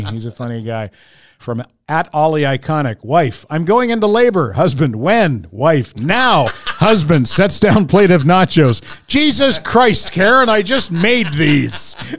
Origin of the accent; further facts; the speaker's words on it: Fredericton, New Brunswick, Canada; moved away; I'm from Fredericton, and, and everyone talks to everybody else, and everybody's Maritime-ers, right?